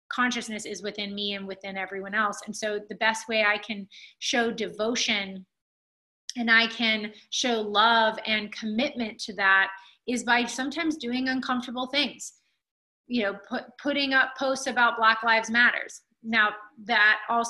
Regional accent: Alabama, United States; when I was a kid growing up in Alabama

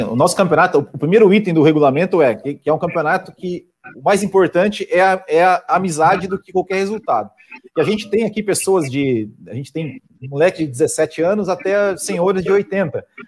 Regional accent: Santa Catarina, Brazil; eu sou de Santa Catarina

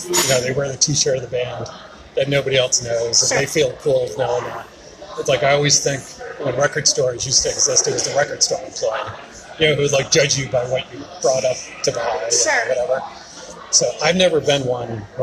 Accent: Springfield, Massachusetts, United States; now in Charlotte, United States; growing up in Springfield

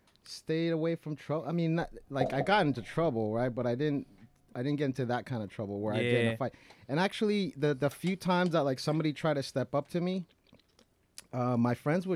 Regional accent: Glendale, California, United States; When I was young, I went to John Muir Elementary School, in Glendale.

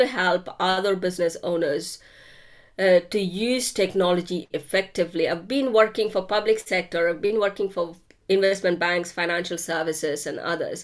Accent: India; moved away; I grew up in India.

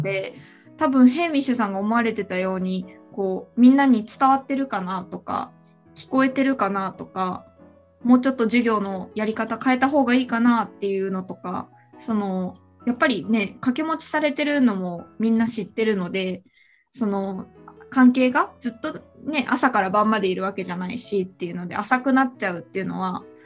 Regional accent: Nara, Japan; now in Melbourne, Australia; 奈良県に奈良県出身

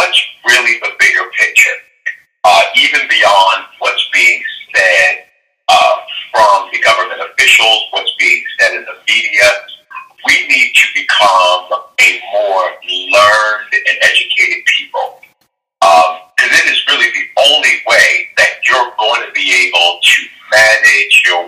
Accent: Baltimore, Maryland, United States; I am born and raised in Baltimore. I've lived here all of my life

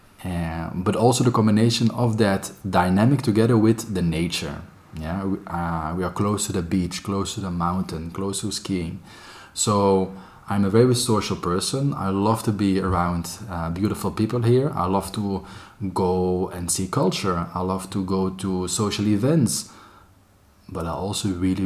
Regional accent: Antwerp, Flanders, Belgium; moved away as an adult; now in Barcelona, Spain; I'm from Antwerp, the most beautiful city of Belgium

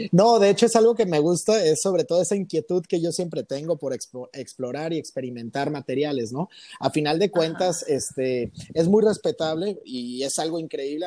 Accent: Cuernavaca, Morelos, Mexico; moved away as an adult; also born or lived in Taxco, Guerrero / Mexico City; now in Colima, Mexico; Ahorita radico en Colima y toda mi vida viví en, Cuernavaca, en Cuernavaca, Morelos.

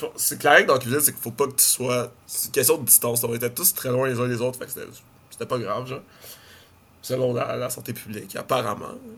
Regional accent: Montreal, Quebec, Canada; Je suis comme de, Montréal

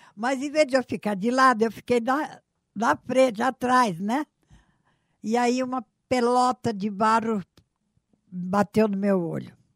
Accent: São Paulo, Brazil; moved away as an adult; also born or lived in Marília; now in Maringá, Brazil; eu fui criada em São Paulo

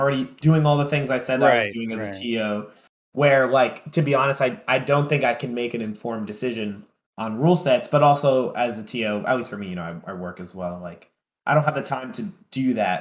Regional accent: tri-state area, United States; I'm from Tri-State

